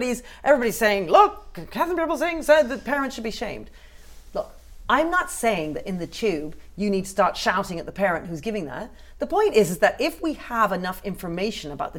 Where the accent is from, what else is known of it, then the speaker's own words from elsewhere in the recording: United Kingdom; that doesn't mean I don't love it as my country